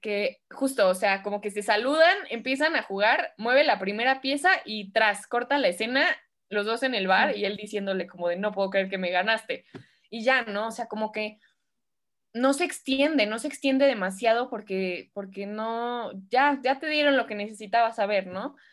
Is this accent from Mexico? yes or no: yes; Mexico; yo soy mexicana